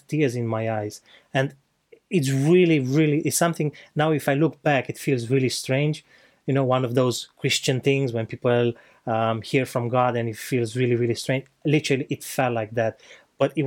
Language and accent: English; Romania; moved away; I'm not from here, I'm from Romania. So back in Romania, I spent most of my life